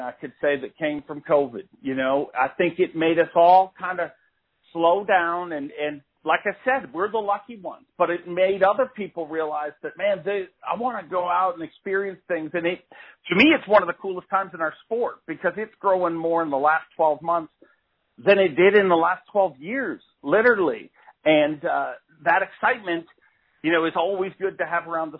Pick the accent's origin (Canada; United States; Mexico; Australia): Canada; a Canadian dude